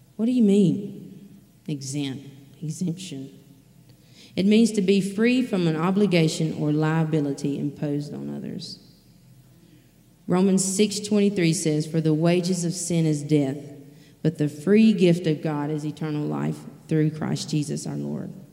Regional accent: Leakesville, Mississippi, United States; now in Poplarville, United States; I'm originally from Leakesville, Mississippi

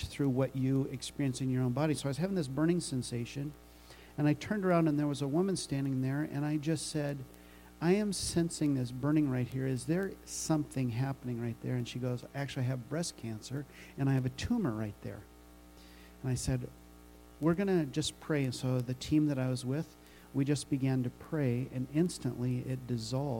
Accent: Nebraska, United States; moved away as an adult; also born or lived in Omaha, Nebraska; I am originally from Nebraska

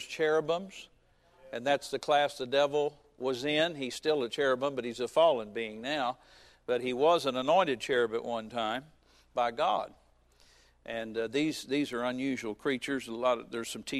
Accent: Fairborn, Ohio, United States; also born or lived in Springfield, Ohio; We moved to Springfield, Ohio, which is a few miles from where I grew up in Fairborn

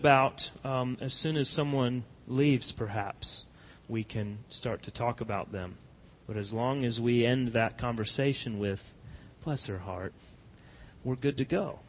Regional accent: Colorado, United States; now in American South, United States; I grew up in Colorado

